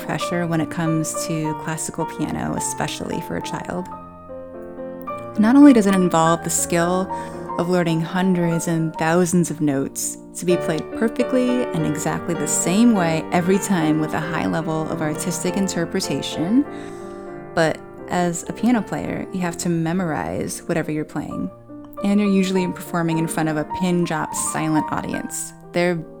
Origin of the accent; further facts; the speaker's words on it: South Brunswick, New Jersey, United States; I was born and raised in South Brunswick, New Jersey